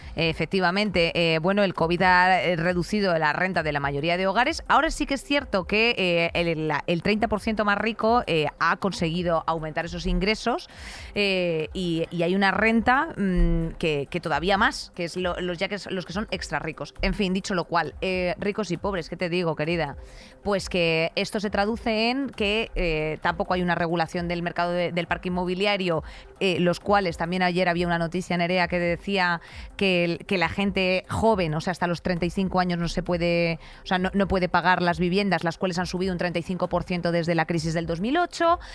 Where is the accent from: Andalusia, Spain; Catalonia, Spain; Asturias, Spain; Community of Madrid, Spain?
Community of Madrid, Spain; Madrid; soy de Madrid